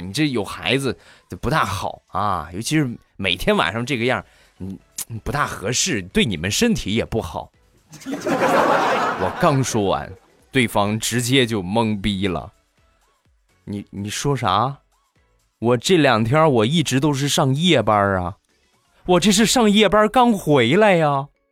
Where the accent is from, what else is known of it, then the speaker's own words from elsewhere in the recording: Rizhao, Shandong, China; 我家乡的特产，日照绿茶